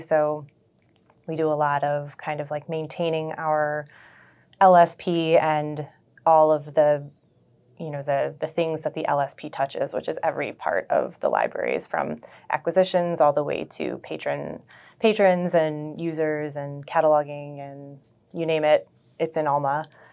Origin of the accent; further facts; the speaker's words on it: Buffalo, New York, United States; also born or lived in Toronto, Canada; I am from Buffalo, grew up in North Buffalo